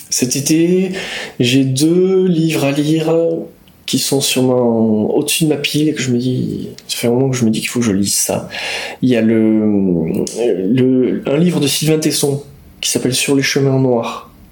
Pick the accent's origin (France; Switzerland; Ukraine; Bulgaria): France; Basque Country, Nouvelle-Aquitaine; quand on vient du Pays Basque